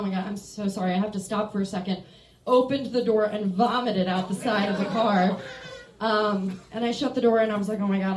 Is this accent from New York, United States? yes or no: no; Maryland, United States; moved away as an adult; now in Chicago, United States; I'm from Maryland, and I moved to Chicago like 7 years ago, 6 years ago